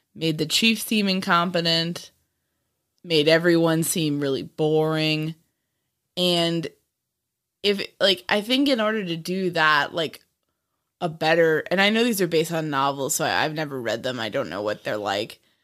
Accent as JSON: {"language": "English", "town": "Bronxville", "region": "New York", "country": "United States", "tie": "born or raised there", "said": "Bronxville, New York"}